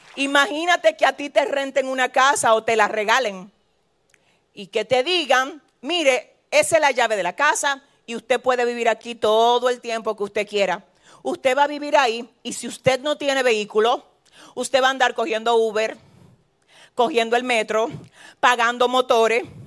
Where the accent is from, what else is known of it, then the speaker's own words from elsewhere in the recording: San Francisco de Macorís, Duarte, Dominican Republic; yo vengo de San Francisco de Macorís